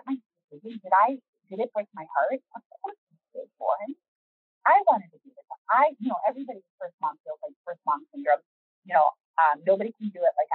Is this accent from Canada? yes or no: yes; Canada; moved away; I'm Canadian